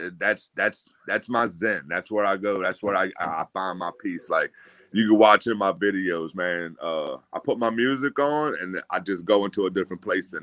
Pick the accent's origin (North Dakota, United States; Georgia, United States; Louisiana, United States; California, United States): Louisiana, United States; New Orleans; born or raised there